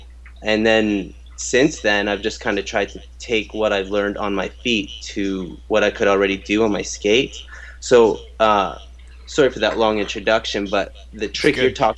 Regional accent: Guelph, Ontario, Canada; I was born in Toronto, but I grew up close to Guelph.

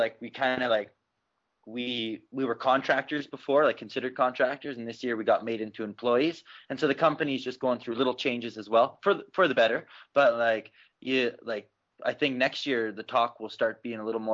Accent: Calgary, Alberta, Canada; a place that I grew up in.

